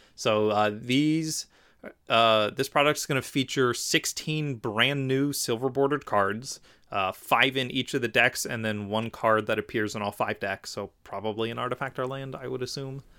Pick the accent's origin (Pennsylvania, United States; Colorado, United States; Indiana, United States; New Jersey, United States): Pennsylvania, United States; Philadelphia; That's in Philadelphia, my hometown